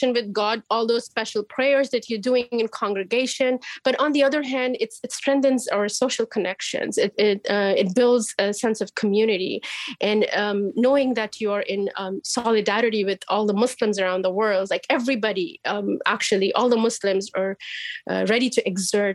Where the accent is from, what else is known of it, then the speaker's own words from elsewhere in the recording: India; moved away as an adult; now in Nashville, United States; being born and raised in India